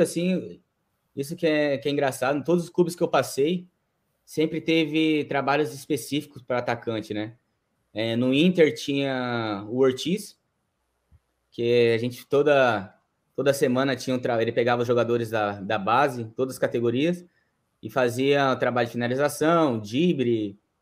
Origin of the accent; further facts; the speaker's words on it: São José do Rio Preto, São Paulo, Brazil; moved away as an adult; now in Japan; sou do interior de São Paulo, São José do Rio Preto. E eu estava até os meus 17 anos jogando no Rio Preto, no time da minha cidade